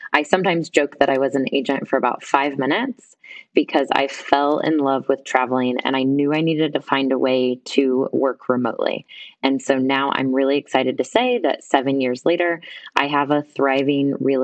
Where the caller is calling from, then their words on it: Guatemala; Right now I'm calling in from Guatemala.